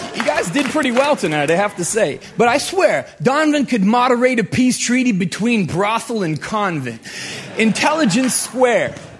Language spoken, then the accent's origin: English; Canada; now in United States; I am a Canadian right here applying for a green card.